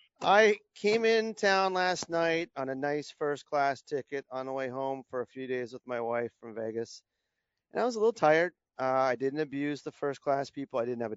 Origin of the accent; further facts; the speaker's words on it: Canada; now in United States; I'm a Canadian.